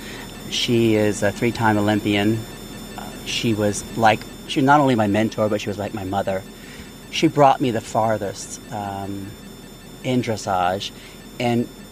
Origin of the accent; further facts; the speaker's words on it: Mandeville, Louisiana, United States; now in Wellington, United States; I was raised in Louisiana, and we moved just outside of New Orleans in Mandeville, Louisiana